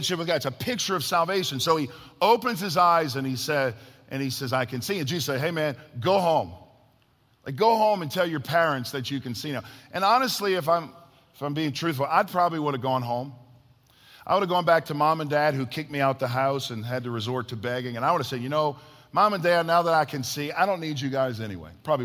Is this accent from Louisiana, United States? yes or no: yes; New Orleans area, South Louisiana, United States; I was raised in South Louisiana, New Orleans area.